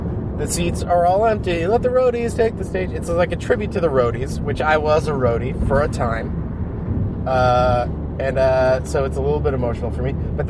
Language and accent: English; Hyannis, Massachusetts, United States; moved away as an adult; now in Los Angeles, United States; coming over the bridge back to Cape Cod, Massachusetts, where is my hometown